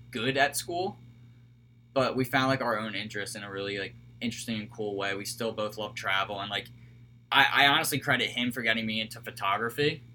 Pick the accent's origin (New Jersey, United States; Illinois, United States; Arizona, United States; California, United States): New Jersey, United States; Cherry Hill; I'm from Cherry Hill, New Jersey, about 25 minutes from Philadelphia. Everyone here knows me as the Philly boy, even though I'm not really from Philly. I'm a nice suburban kid. Grew up playing a bunch of sports